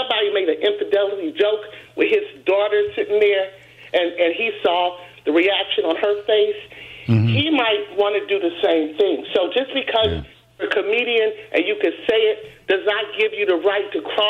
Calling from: Washington, District of Columbia, United States; I'm calling from Northwest D.C.

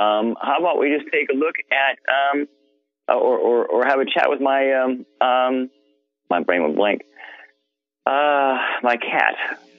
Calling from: Broken Arrow, Oklahoma, United States; I'm calling from Broken Arrow, Oklahoma.

